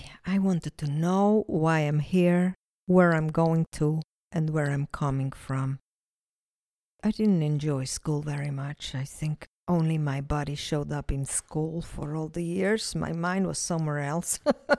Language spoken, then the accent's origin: English; Switzerland; now in Israel; I grew up in Switzerland, and both of my parents were Swiss. My grandfather, Italian. Kind of a mix.